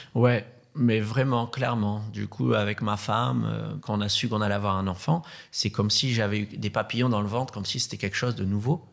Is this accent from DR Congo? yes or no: no; Madagascar; moved away; also born or lived in Réunion; Je suis né à la Réunion, qui est une île paradisiaque. Ensuite, j'ai grandi à Madagascar, qui est une autre île paradisiaque